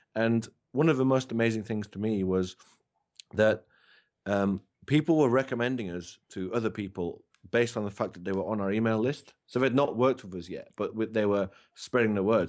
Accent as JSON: {"language": "English", "region": "England", "country": "United Kingdom", "said": "I'm English"}